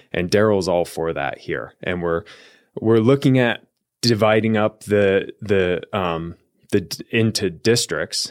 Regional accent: Columbia River Gorge, near Portland, Oregon, United States; moved away as an adult; also born or lived in Eugene, Oregon; now in Arizona, United States; I grew up in the Columbia River Gorge

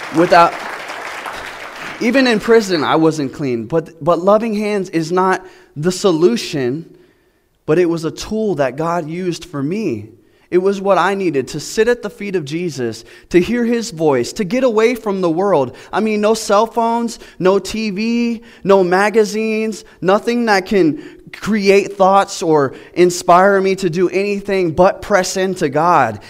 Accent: Florida, United States; now in Georgia, United States; I'm from Florida

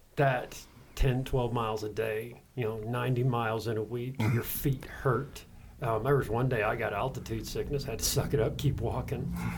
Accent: Casper, Wyoming, United States; I originally grew up in Wyoming on a small little farm outside of Casper.

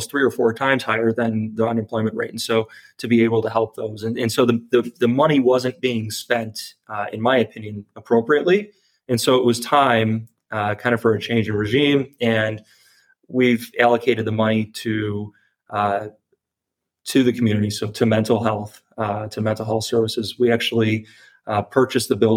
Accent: Chicago, Illinois, United States; Growing up in the Chicagoland area

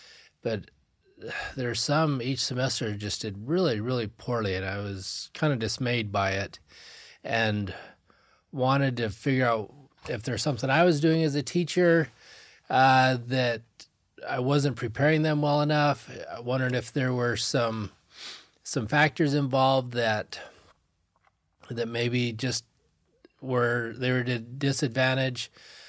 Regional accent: Laie, Hawaii, United States; I grew up in La'i Elementary, did May Day. I grew up and I just so loved that the richness of the culture, the generosity of the people. I really impacted who I was, graduated from Kuku High School, did some schooling here at BYU Hawaii.

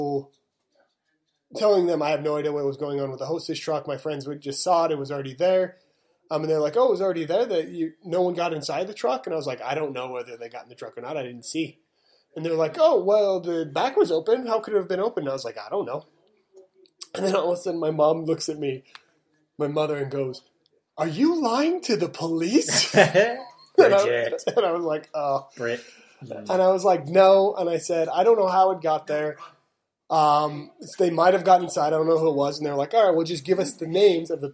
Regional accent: Utah, United States; also born or lived in Las Vegas / Arizona; We're from Utah

